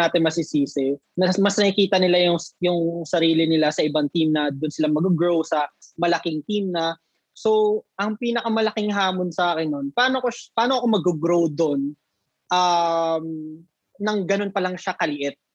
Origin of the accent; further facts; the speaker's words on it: Nueva Ecija, Central Luzon, Philippines; I'm from Nueva Ecija, so dito ako na-base sa province